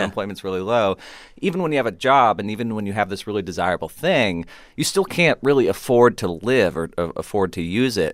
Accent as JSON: {"language": "English", "town": "Kansas City", "region": "Missouri", "country": "United States", "said": "I'm from Kansas City, Missouri, which is known for its barbecue"}